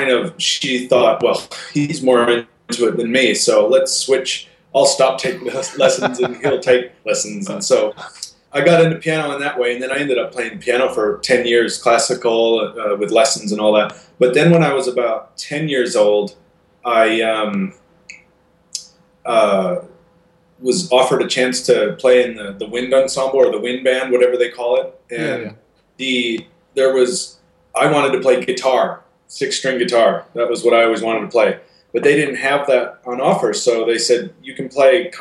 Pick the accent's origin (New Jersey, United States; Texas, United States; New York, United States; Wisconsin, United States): Wisconsin, United States; Ellsworth; moved away; I grew up in Ellsworth, Wisconsin, and it's actually only about 45 minutes east of Minneapolis, St. Paul, on the other side of the Mississippi River.